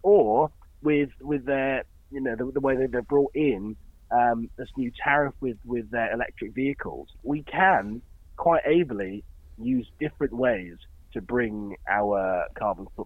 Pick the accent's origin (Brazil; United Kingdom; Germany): United Kingdom; Dorset, South West England; I grew up in Dorset